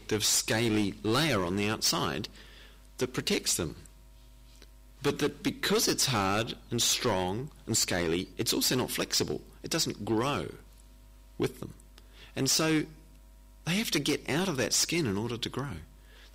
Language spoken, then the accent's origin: English; New Zealand; I come from New Zealand